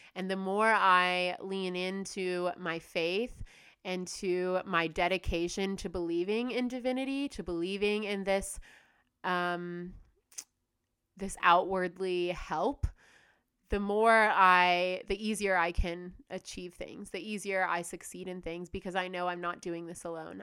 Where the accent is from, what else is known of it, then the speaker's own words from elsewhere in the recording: United States; also born or lived in Australia / Bali; now in Indonesia; I'm from the United States